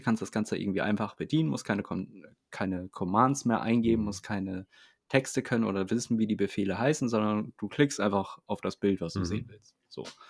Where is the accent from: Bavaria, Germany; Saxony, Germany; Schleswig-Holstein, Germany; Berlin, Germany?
Schleswig-Holstein, Germany; Itzehoe; moved away